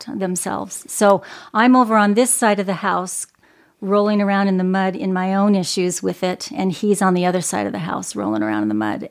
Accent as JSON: {"language": "English", "region": "Arizona", "country": "United States", "tie": "born or raised there", "said": "I grew up in the beautiful desert of Arizona."}